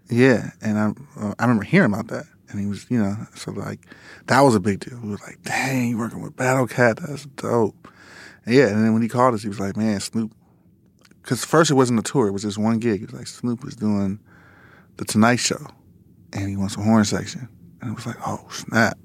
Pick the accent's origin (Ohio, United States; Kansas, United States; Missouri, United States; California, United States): California, United States; Los Angeles; we grew up in Lamar Park, like, around, you know, Kamal Dubs, um, you know, the world stage